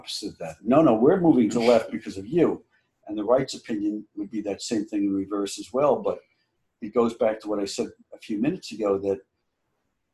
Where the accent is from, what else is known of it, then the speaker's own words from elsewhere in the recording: New Jersey, United States; growing up in New Jersey